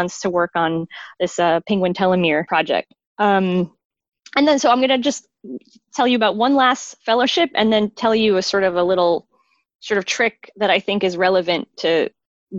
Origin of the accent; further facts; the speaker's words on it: New York City, New York, United States; first language English; moved away as an adult; also born or lived in Italy; I'm originally from Brooklyn, New York